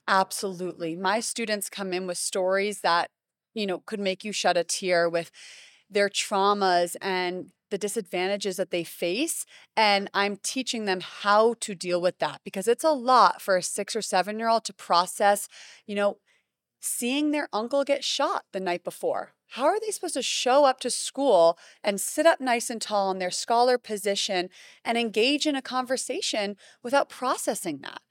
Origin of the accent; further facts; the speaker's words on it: Greenwich, Connecticut, United States; moved away as an adult; now in Miami, United States; I grew up in Connecticut